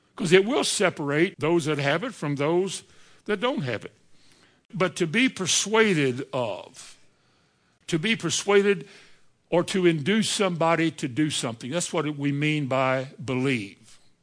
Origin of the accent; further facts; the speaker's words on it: Indiana, United States; I think I was raised, maybe I was raised in Indiana